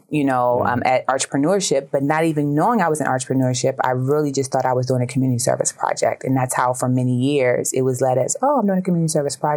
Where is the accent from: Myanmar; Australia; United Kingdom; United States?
United States; Baltimore, Maryland; I'm from Baltimore. I'm a Baltimore, Maryland native, so Baltimore